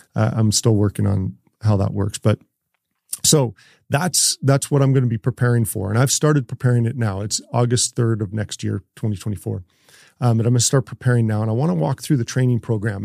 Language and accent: English; Canada; I'm from Canada, and of course, I still play hockey